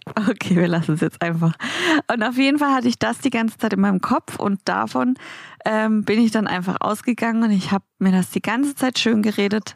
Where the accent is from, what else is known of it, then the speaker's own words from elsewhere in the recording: Baden-Baden, Baden-Württemberg, Germany; moved away; in Baden-Baden in meiner Heimat